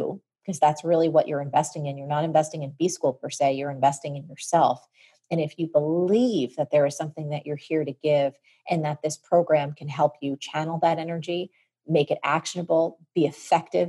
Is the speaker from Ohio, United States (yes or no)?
no; New York City, New York, United States; I'm from New York City